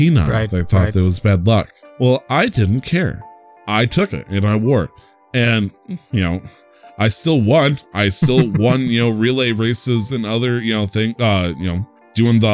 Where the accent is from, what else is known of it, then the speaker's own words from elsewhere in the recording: United States; I'm still American